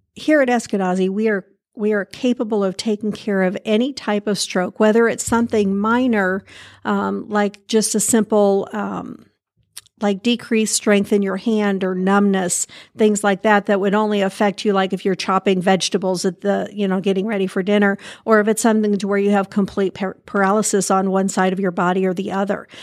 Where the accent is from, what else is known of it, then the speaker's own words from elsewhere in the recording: Indiana, United States; also born or lived in California; I grew up here in Indiana. I did some time in California, um, and, but you always come home